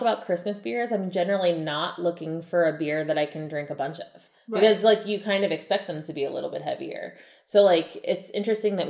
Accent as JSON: {"language": "English", "town": "Cincinnati", "region": "Ohio", "country": "United States", "tie": "born or raised there", "said": "my hometown"}